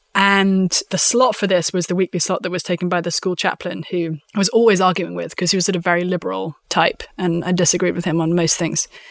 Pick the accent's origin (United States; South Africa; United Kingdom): United Kingdom; London; also born or lived in Windsor; I am from a strange little country called the United Kingdom. I'm from London.